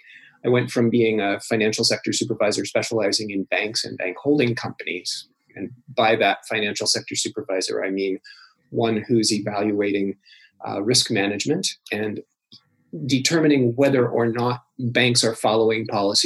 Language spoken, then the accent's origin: English; Iowa, United States; also born or lived in Pacific Northwest / Belgrade / Ontario; But I'm really from the Midwest, from Iowa originally, and the Pacific Northwest, Oregon, Washington, and Idaho.